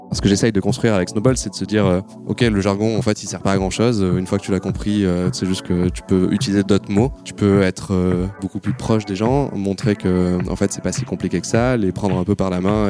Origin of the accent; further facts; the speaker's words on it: Marseille, Provence-Alpes-Côte d'Azur, France; je suis né à Marseille, fac d'éco